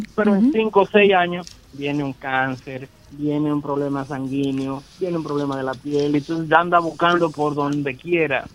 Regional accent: Dominican Republic; nosotros como dominicanos

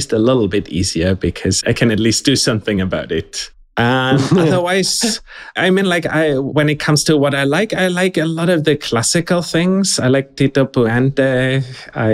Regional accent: Germany; moved away as an adult; also born or lived in Zurich, Switzerland; I'm German originally. I just went to study in Switzerland later. I started studying in Germany in Heidelberg, and that's I grew up in Germany

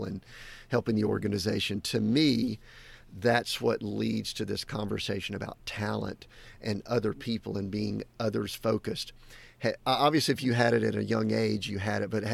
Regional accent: the South, United States; I grew up in the South too

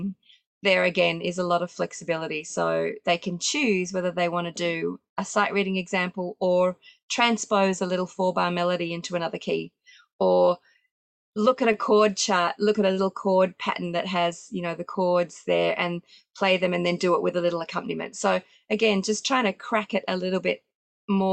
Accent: Sydney, New South Wales, Australia; we do still have in-person exams in my hometown of Sydney

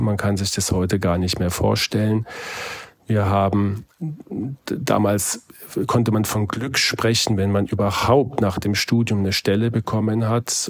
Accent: Heidelberg, Baden-Württemberg, Germany; meine Heimatstadt Heidelberg

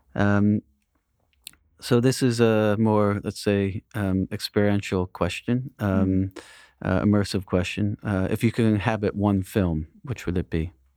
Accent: United States; I grew up near New York City

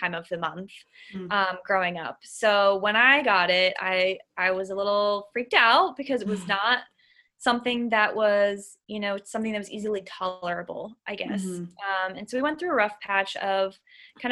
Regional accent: Massachusetts, United States; I am from a small town in Massachusetts, so New Englander, born and raised

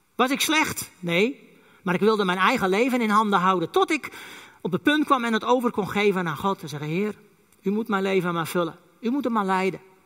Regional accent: Friesland, Netherlands; first language West Frisian; Dutch is a second language; Ik ben een echte Fries

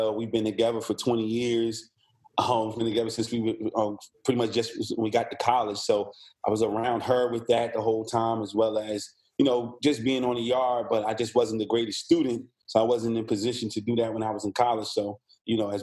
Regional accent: New Jersey, United States; also born or lived in Virginia; now in Columbia, United States; I'm originally from New Jersey

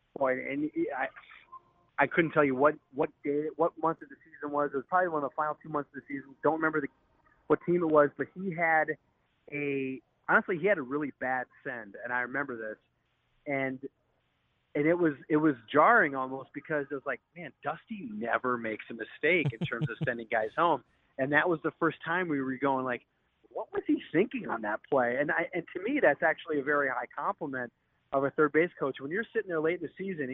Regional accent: Milwaukee, Wisconsin, United States; I grew up in Milwaukee

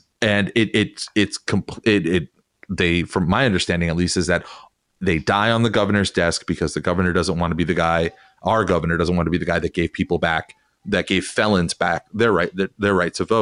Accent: Las Vegas, Nevada, United States; moved away; I come from Nevada, I come from Vegas

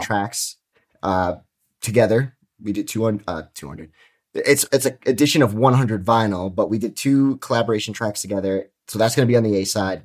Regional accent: New York, United States; I'm from New York

